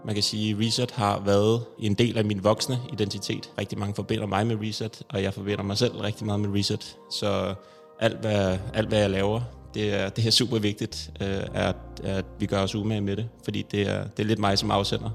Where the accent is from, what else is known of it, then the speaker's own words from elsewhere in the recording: Copenhagen, Capital Region of Denmark, Denmark; Jeg er øh, født og vokset i København